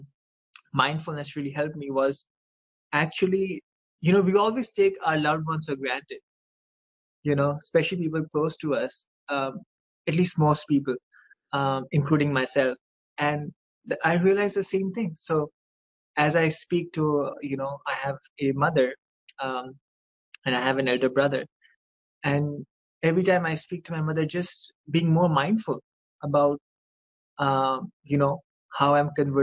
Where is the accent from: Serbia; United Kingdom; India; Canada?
India; moved away as an adult; now in United States; I grew up in India. I you know, I had this great group of friends, and we graduated from high school in 2006, and you know, I moved to the United States